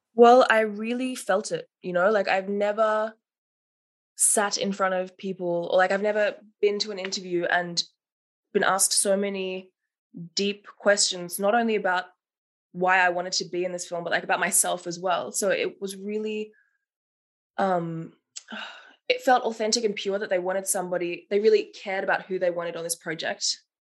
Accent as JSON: {"language": "English", "town": "Melbourne", "region": "Victoria", "country": "Australia", "tie": "born or raised there", "moved": "as an adult", "lives_now": "Berlin, Germany", "said": "I'm 25 years old, originally from Melbourne, Australia."}